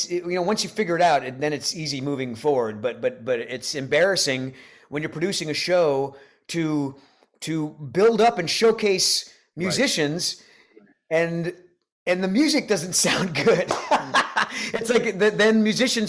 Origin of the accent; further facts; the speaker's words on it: Rhode Island, United States; now in Nashville, United States; I grew up in Rhode Island.